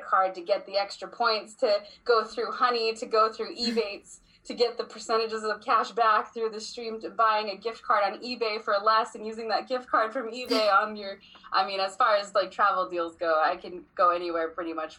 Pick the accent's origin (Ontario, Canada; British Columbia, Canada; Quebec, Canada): British Columbia, Canada; Vancouver; moved away; I was born in Vancouver, British Columbia